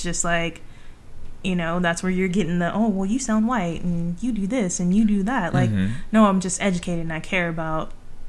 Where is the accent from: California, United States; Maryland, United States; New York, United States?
California, United States; growing up in California.